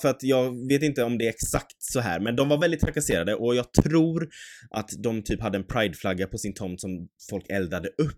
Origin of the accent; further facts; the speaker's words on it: Mölndal, Västra Götaland, Sweden; vi har vuxit upp i en tätort, en liten by eh, i Göteborg, eller ja, strax bredvid